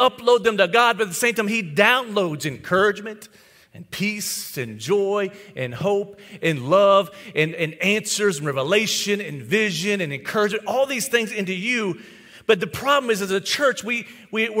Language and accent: English; White House, Tennessee, United States; my hometown, White House, Tennessee